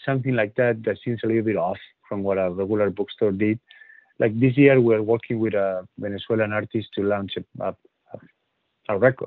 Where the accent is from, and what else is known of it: north of Spain, Spain; born or raised there; first language Spanish; English is a second language; moved away as an adult; also born or lived in Dublin